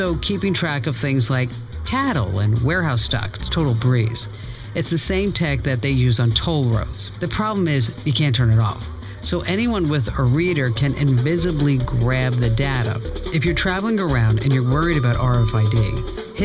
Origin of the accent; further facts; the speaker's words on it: Phoenix, Arizona, United States; my hometown, yes, another honor for Arizona. You ready for it? Phoenix Sky Harbor